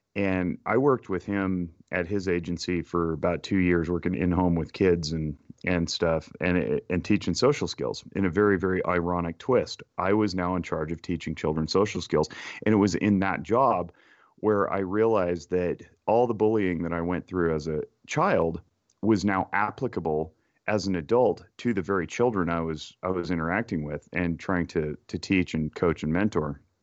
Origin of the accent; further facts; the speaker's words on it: Reno, Nevada, United States; born and raised in Reno, Nevada.